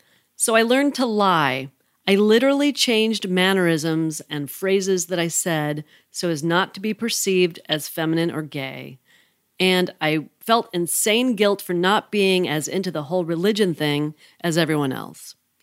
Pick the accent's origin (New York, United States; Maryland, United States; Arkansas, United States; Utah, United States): Utah, United States; To give background on me, I grew up in Utah